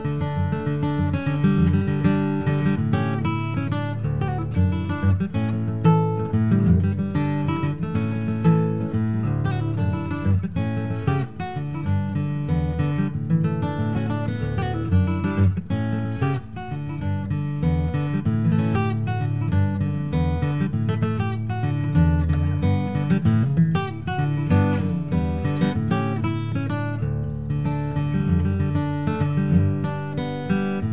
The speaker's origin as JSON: {"language": "English", "town": "New York City", "region": "New York", "country": "United States", "tie": "born or raised there", "said": "I grew up in the Bronx, New York."}